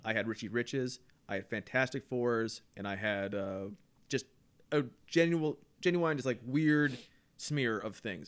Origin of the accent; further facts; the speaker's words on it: Canada; I was raised in Canada